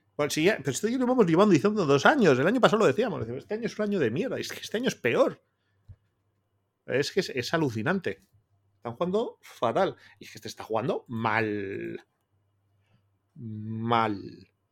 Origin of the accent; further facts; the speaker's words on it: Bilbao, Basque Country, Spain; siendo bilbaíno